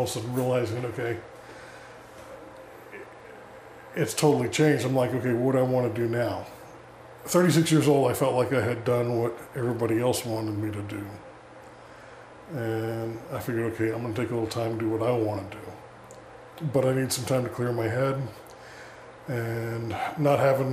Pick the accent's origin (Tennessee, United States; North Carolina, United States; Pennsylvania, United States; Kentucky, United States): Tennessee, United States; Sevierville; moved away as an adult; also born or lived in Alamogordo, New Mexico / El Paso, Texas / Harrisonburg, Virginia; I'm from East Tennessee, which is a strong tourist area.